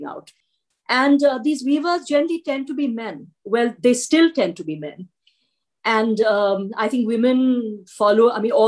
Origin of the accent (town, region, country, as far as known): India; born or raised there